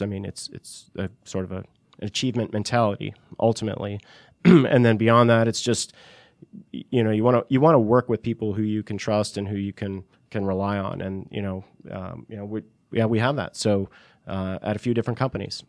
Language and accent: English; Northeast, United States; moved away as an adult; also born or lived in California; I'm from the Northeast originally.